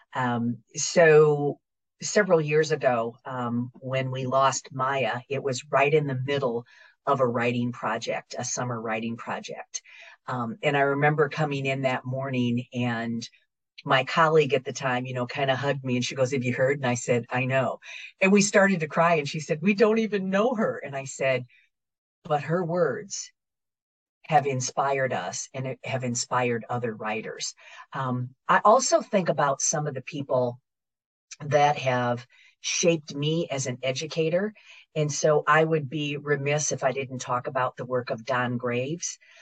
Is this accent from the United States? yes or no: yes; Northeast Iowa, United States; moved away as an adult; also born or lived in Hattiesburg, Mississippi / Baton Rouge, Louisiana; now in Louisiana, United States; I'm originally from the Midwest, um, from the great state of Iowa, Northeast Iowa